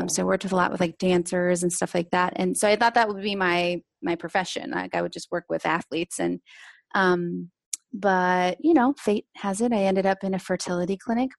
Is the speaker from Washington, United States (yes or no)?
yes; Seattle, Washington, United States; I grew up in Seattle